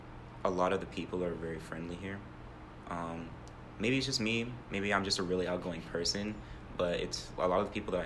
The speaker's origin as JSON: {"language": "English", "region": "Ohio", "country": "United States", "lives_now": "Tucson, United States", "said": "From Ohio."}